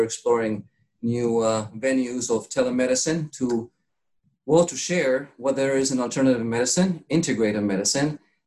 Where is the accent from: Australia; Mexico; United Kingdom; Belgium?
Mexico; moved away as an adult; also born or lived in Chicago, United States; now in Florida, United States; I was born in Chicago in the 60s, and with the turmoil of Vietnam War, my parents decided to move to Mexico